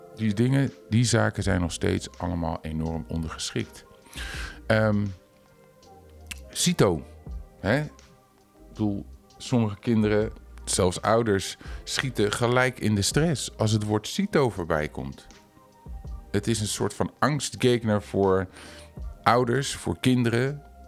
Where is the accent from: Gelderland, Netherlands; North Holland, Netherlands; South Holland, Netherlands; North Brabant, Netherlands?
Gelderland, Netherlands; Culemborg; in Culemborg, waar ik vandaan kom